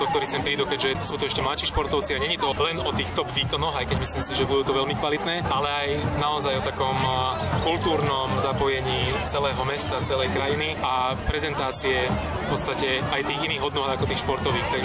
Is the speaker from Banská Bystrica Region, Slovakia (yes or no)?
yes; Banská Bystrica, Banská Bystrica Region, Slovakia; vyrastal som tu športovo, v podstate celú kariéru športovú a vnímam to, že som Bystričan